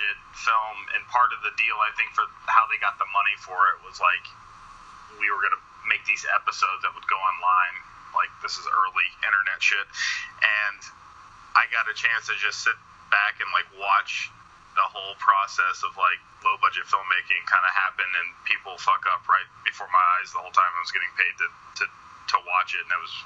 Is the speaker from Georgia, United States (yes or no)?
yes; Atlanta, Georgia, United States; I'm from Atlanta, Georgia